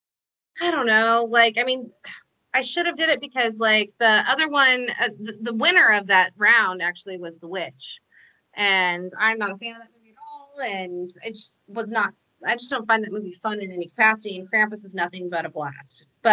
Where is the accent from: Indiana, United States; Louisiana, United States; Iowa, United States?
Iowa, United States; I mean, even though John Wayne is from my home state, I just never could like really get into him.